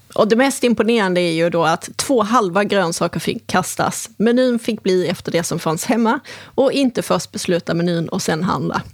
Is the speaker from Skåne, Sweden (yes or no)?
yes; Helsingborg, Skåne, Sweden; moved away; det är ju Helsingborg. Så att det är mina hemtrakter